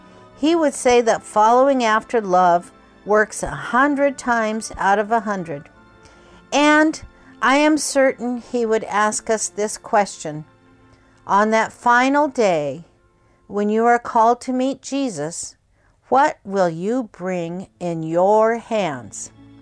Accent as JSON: {"language": "English", "town": "Kobe", "region": "Hyogo", "country": "Japan", "tie": "born or raised there"}